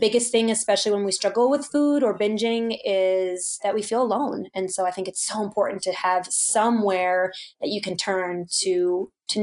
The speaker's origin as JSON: {"language": "English", "region": "East Coast", "country": "United States", "tie": "born or raised there", "moved": "yes", "lives_now": "Colorado, United States", "said": "I grew up on the East Coast"}